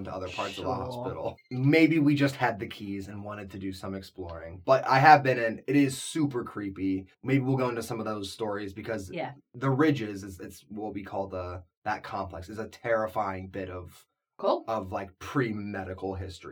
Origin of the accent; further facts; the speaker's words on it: Ohio, United States; I grew up in Ohio.